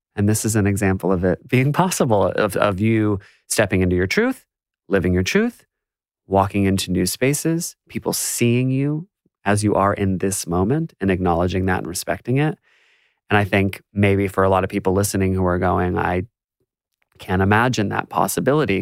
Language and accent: English; United States; now in Australia; as an American